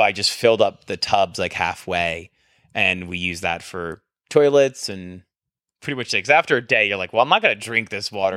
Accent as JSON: {"language": "English", "region": "New Jersey", "country": "United States", "moved": "yes", "lives_now": "Texas, United States", "said": "I'm from New Jersey. I'm from the Northeast."}